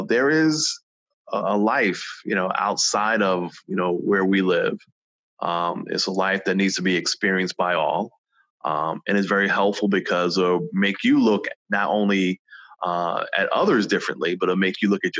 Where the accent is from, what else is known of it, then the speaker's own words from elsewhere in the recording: New York City, New York, United States; growing up in New York City, I was only exposed to the platforms that I saw, you know, in the Bronx and Brooklyn